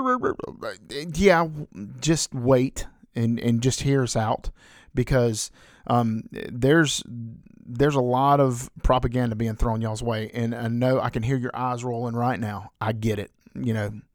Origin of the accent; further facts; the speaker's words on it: the South, United States; growing up in the South